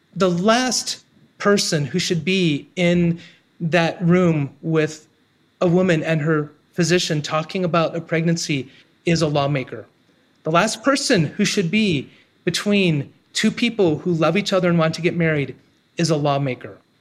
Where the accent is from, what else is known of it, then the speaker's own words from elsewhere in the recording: Ohio, United States; moved away as an adult; moving back to my hometown